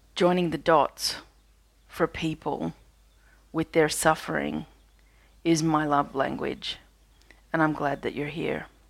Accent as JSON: {"language": "English", "country": "Australia", "said": "I'm an Australian energy healer"}